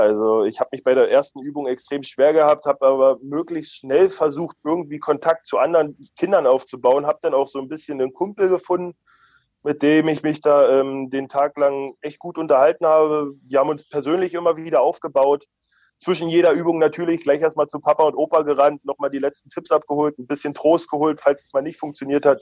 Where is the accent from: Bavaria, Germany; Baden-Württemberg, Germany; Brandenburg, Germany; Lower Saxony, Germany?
Brandenburg, Germany; Premnitz; now in Eisenach, Germany; ich komme aus Premnitz gebürtig.